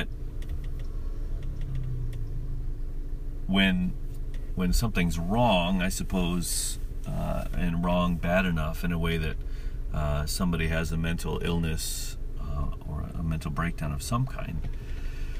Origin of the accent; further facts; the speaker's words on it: United States; as an American